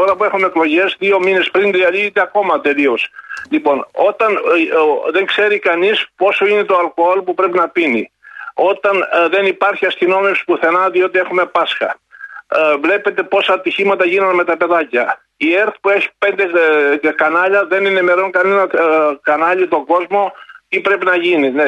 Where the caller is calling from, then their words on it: Epirus, Greece; Είμαι από τα Τζουμέρκα σήμερα. Σα χαιρετώ από τα